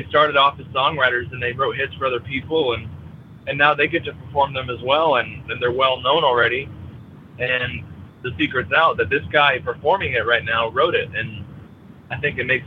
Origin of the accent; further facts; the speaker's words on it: Fort Ann, New York, United States; a venue in my hometown